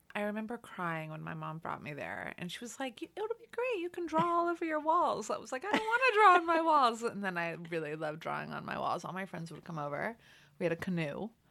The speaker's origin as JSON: {"language": "English", "town": "Los Angeles", "region": "California", "country": "United States", "tie": "born or raised there", "said": "I'm from L A. I grew up in Los Angeles."}